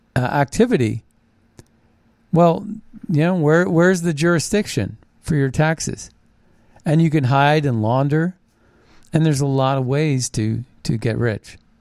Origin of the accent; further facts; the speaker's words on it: Ohio Valley, United States; growing up in the Ohio, the Ohio Valley and uh, the Steel Valley uh, back in the 70s